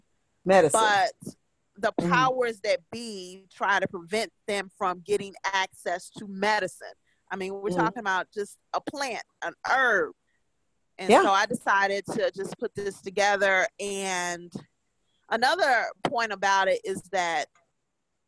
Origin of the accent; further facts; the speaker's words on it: Illinois, United States; now in Indiana, United States; I'm from Illinois and I live in Indiana